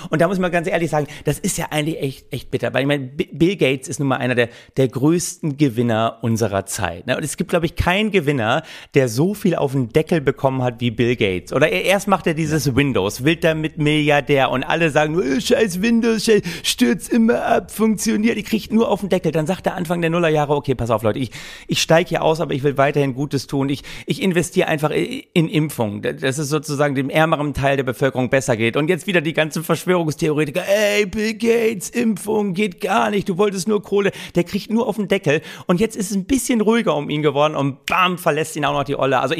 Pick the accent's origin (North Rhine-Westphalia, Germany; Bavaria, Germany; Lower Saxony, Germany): Lower Saxony, Germany; Oldenburg; Ich dachte immer, Vatertag, ich komme aus Oldenburg, da wird gesoffen ohne Ende.